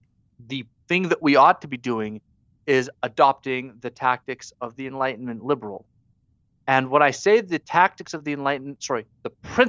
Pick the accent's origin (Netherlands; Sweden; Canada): Canada; as a Canadian